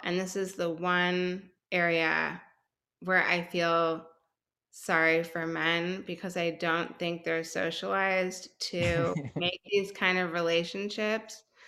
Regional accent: Chicago, Illinois, United States; moved away as an adult; now in Houston, United States

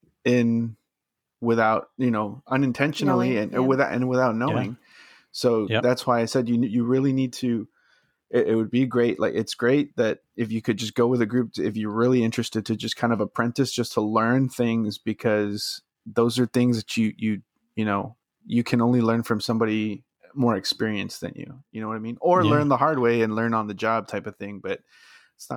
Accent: Brownsville, Texas, United States; We're from Brownsville, Texas. It's like, literally the southern, like if you look at the map of Texas, the tip, that little, just the very

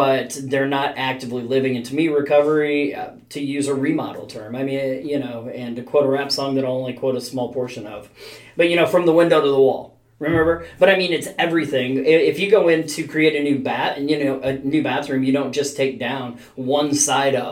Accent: North Dakota, United States; I grew up in North Dakota

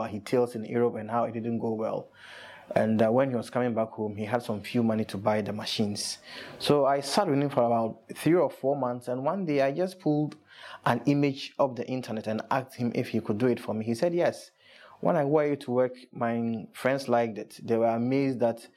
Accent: Kumasi, Ashanti, Ghana; now in Accra, Ghana; growing up in Kumasi

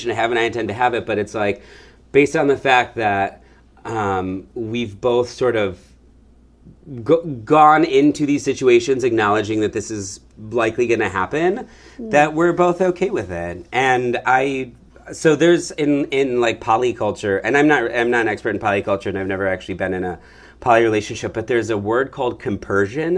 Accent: Michigan, United States; now in San Francisco, United States; I'm from Michigan

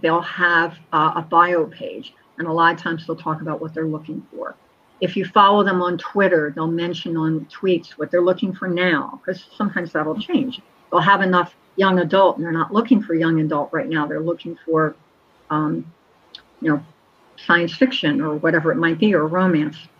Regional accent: Collingswood, New Jersey, United States; A Collingswood Christmas because I placed it in my hometown where I grew up

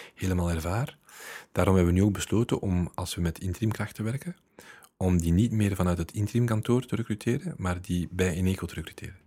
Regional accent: Leuven, Flanders, Belgium; ik ben van Leuven

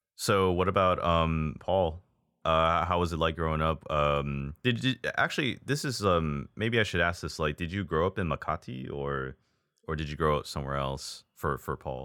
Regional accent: Hawaii, United States; moved away; also born or lived in Texas; I was born and raised in Hawaii.

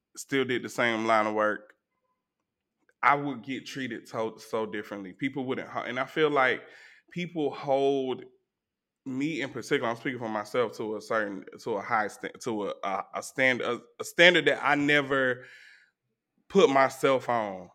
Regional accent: Atlanta, Georgia, United States; I was from Zone Four

